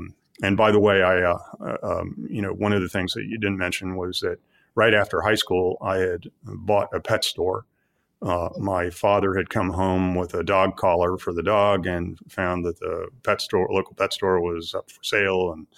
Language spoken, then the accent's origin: English; Midwest, United States; I grew up in the Midwest, and my parents were of a somewhat, conventional background.